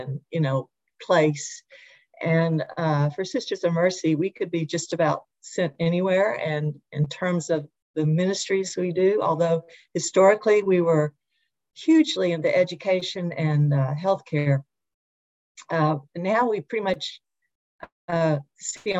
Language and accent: English; Little Rock, Arkansas, United States; I grew up here in Little Rock